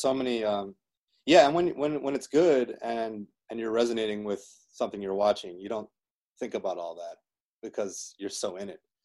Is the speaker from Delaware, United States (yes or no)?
yes; Delaware, United States; moved away as an adult; also born or lived in Miami, Florida; where i grew up in delaware